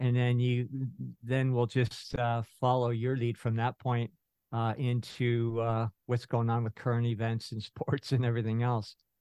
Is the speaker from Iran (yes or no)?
no; San Francisco, California, United States; I was born in San Francisco. My, uh, folks were, um, immigrants, so I was born in Little Italy in North Beach